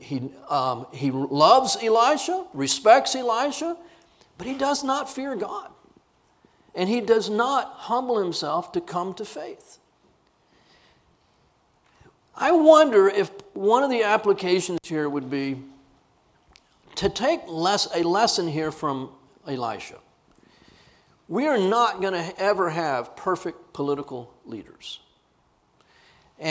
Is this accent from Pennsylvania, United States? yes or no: no; Corpus Christi, Texas, United States; I grew up in Corpus Christi